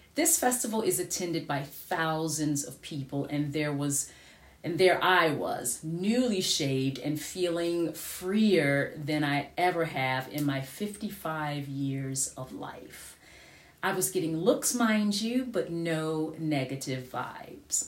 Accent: United States; moved away; I am an American

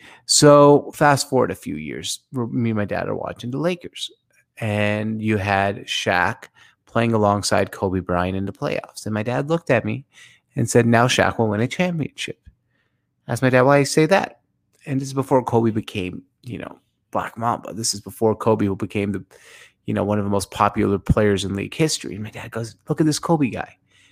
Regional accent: Syria; and I'm from Syria originally

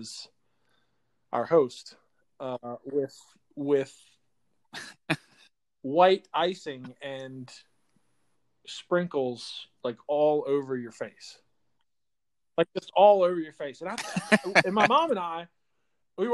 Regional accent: Eastern Shore of Virginia, United States; growing up on the Eastern Shore of Virginia

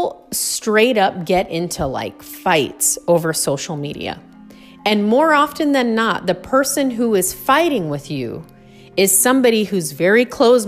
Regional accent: United States; as an American

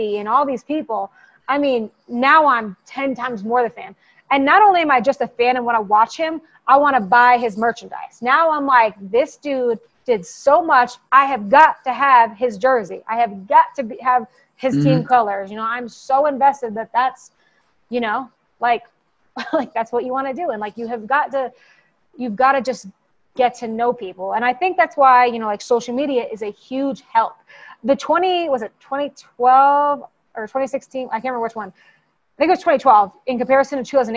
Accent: New York, United States; I'm a New Yorker

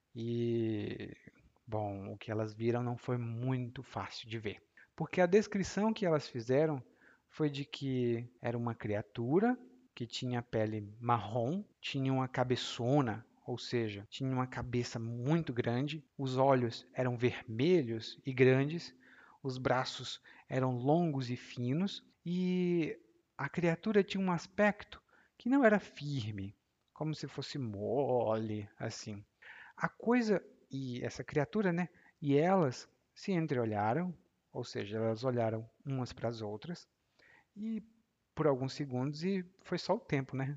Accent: Ceará, Brazil; Lá no meu estado, que é o Ceará

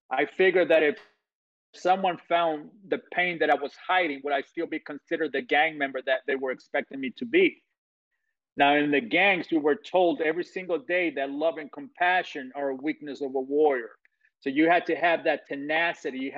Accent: Guatemala; I come from Guatemala, Central America, where in 24 hours my life changed in 24 hours

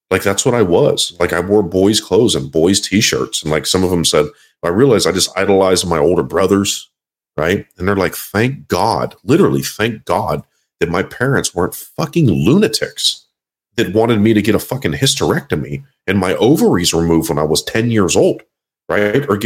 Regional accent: Quebec, Canada; I am not Canadian. I am Quebecois.

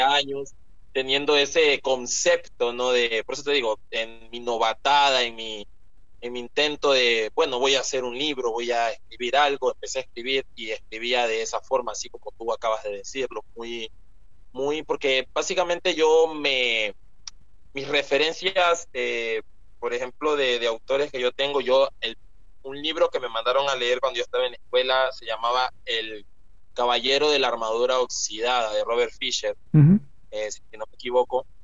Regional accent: Ecuador; also born or lived in Esmeraldas Province, Ecuador; yo nací en Ecuador, aquí en Ecuador

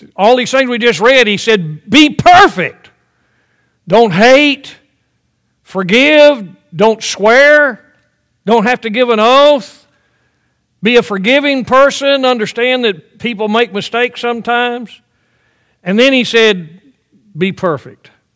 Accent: the South, United States; I grew up in the South.

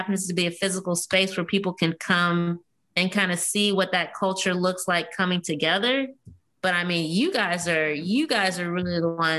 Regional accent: Lawton, Oklahoma, United States; I'm 36 and I didn't learn about the Tulsa Race Massacre, even though I grew up in Lawton. I didn't learn about it until I got to Tulsa.

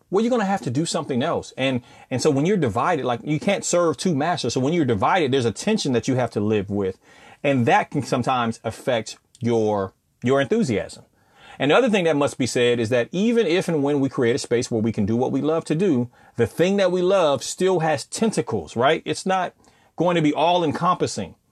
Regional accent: California, United States; now in Southern United States, United States; I come from Cali, and I'm living down south

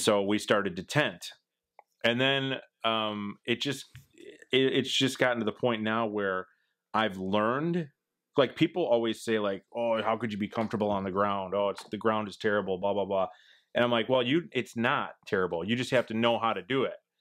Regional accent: Midwest, United States; I'm from the Midwest, it's flat here

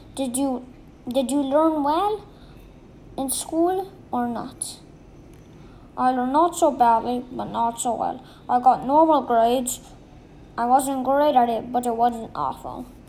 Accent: Minsk, Belarus; also born or lived in Saratov Oblast, Russia; I lived in Minsk all my life, but I was born in the Saratovskoy Oblasti

